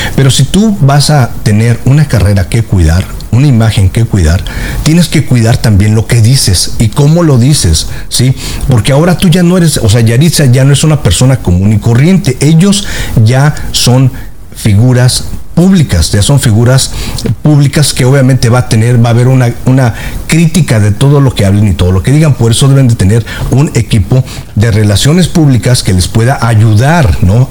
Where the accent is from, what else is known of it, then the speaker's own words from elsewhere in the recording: Mexico; now in United States; yo soy mexicano, nací este, en México, tengo 20 años aquí en la Unión Americana